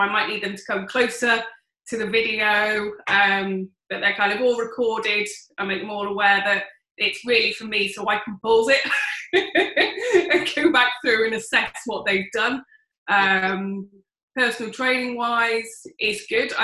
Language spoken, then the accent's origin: English; Oxford, South East England, United Kingdom; I'm from Oxford